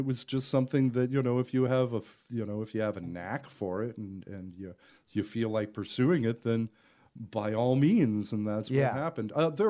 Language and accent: English; San Francisco Bay Area, California, United States; Originally, I grew up in the Bay Area, the San Francisco Bay Area.